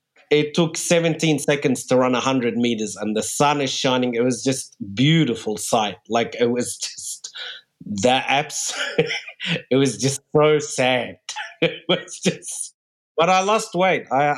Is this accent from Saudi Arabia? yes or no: yes; Saudi Arabia; born there; also born or lived in Egypt / New Zealand / Australia / Germany; I was born in Saudi Arabia and then moved to Egypt, then New Zealand, then Australia.